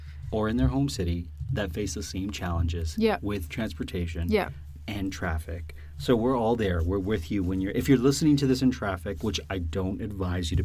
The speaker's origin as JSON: {"language": "English", "town": "Woodbridge", "region": "Ontario", "country": "Canada", "said": "I'm from a town or a hamlet called Woodbridge, Ontario"}